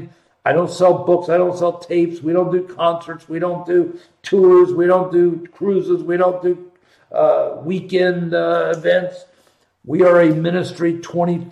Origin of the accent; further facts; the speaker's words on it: Columbus, Ohio, United States; born and raised in Columbus, Ohio